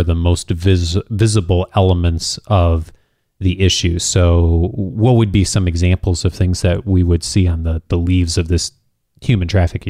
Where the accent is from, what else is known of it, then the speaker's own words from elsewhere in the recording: California, United States; And I've drawn a palm tree, of course, since I'm a Californian.